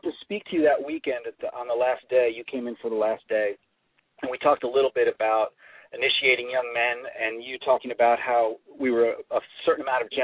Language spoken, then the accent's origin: English; Northeast, United States; now in Nashville, United States; I'm originally from the Northeast